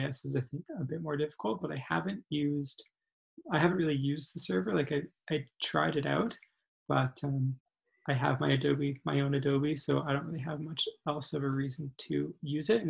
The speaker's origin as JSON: {"language": "English", "town": "Calgary", "region": "Alberta", "country": "Canada", "also_born_or_lived": "Victoria", "said": "I am originally from Calgary"}